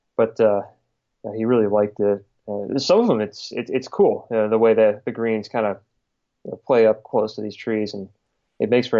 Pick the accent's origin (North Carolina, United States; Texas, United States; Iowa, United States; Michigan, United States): Michigan, United States; Southeast; moved away; where I grew up in the Midwest and Southeast Michigan